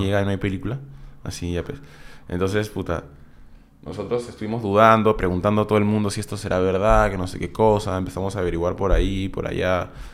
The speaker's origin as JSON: {"language": "Spanish", "country": "Peru", "said": "una banda de Perú, que éramos nosotros"}